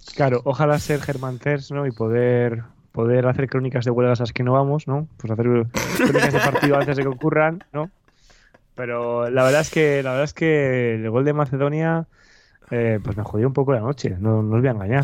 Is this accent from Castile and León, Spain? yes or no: yes; Valladolid, Castile and León, Spain